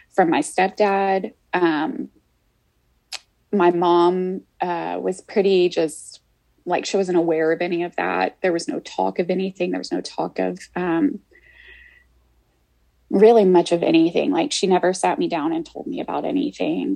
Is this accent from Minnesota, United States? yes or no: no; Houston, Texas, United States; I grew up, I was born here in Houston, and I lived with my mom and my grandmother